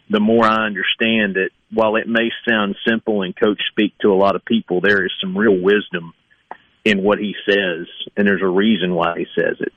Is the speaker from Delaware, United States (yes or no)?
no; East Tennessee, United States; moved away; also born or lived in Kentucky; growing up in East Tennessee